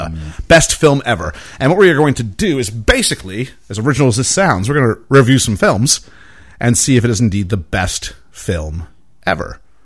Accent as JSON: {"language": "English", "country": "Canada", "moved": "yes", "said": "I'm Canadian"}